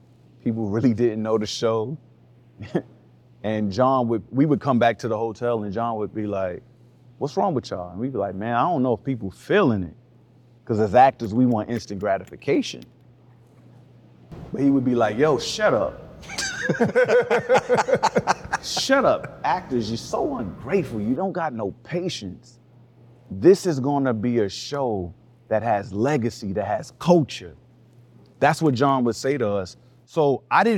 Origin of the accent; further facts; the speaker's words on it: New York City, New York, United States; I'm from Harlem